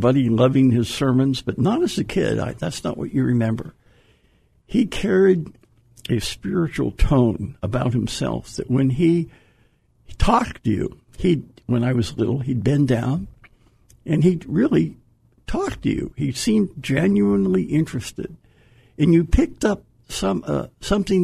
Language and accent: English; New Castle, Pennsylvania, United States; moved away; also born or lived in New England; I grew up in Newcastle, Pennsylvania. It's a little town north of Pittsburgh